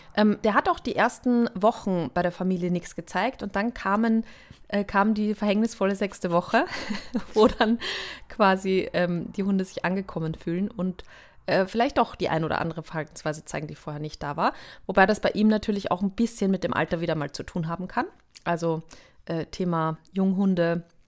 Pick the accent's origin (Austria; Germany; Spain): Austria; ich bin Österreicherin